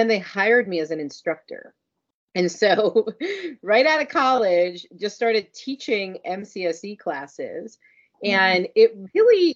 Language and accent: English; North Miami Beach, Florida, United States; I grew up in North Miami Beach